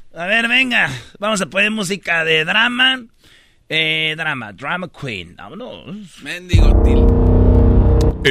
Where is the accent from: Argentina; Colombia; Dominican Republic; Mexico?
Mexico; Jiquilpan, Michoacán; moved away; mi pueblo, a Jiquilpan, Michoacán